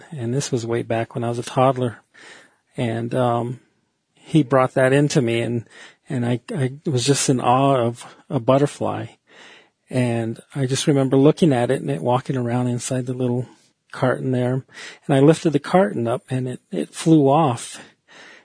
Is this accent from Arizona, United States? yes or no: yes; Fort Defiance, Arizona, United States; also born or lived in New Mexico / Window Rock, Arizona; I live in Window Rock, Arizona, and I was born in Fort Defiance, and I've lived here about 23 years in Arizona